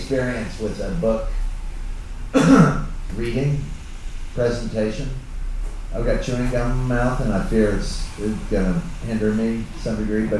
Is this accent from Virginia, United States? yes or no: no; Dallas, Texas, United States; I grew up in Dallas, Texas in the 1960s